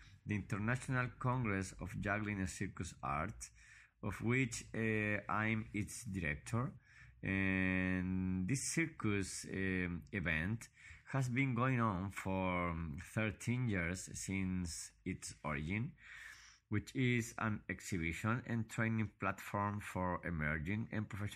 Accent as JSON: {"language": "English", "region": "Valparaíso", "country": "Chile", "tie": "born or raised there", "said": "I was born in Valparaiso, Chile, and I still live in this city."}